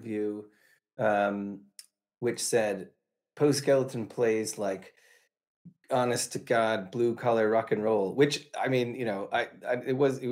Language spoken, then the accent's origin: English; Jersey Shore, New Jersey, United States; moved away; also born or lived in Kutztown, Pennsylvania; I grew up on the Jersey Shore